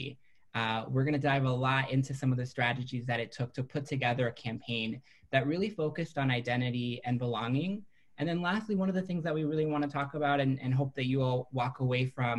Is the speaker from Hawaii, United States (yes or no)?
no; Minneapolis, Minnesota, United States; now in Washington, D.C., United States; I came to the U.S. When I was 3 months old, and I grew up undocumented in Minneapolis